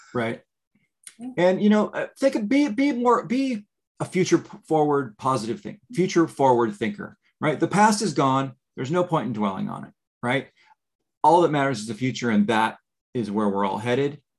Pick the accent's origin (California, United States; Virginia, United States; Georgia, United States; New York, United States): California, United States; moved away as an adult; now in Florida, United States; I grew up in California and I just recently moved to Florida